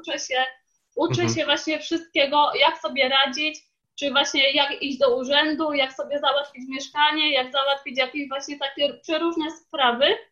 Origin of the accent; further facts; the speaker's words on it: Poland; now in Leicester, United Kingdom; wychowaliśmy się na polskim jedzeniu